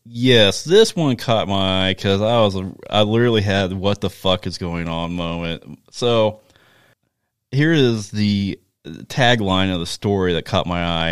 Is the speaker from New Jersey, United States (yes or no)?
no; Chanute, Kansas, United States; where I grew up in Chanute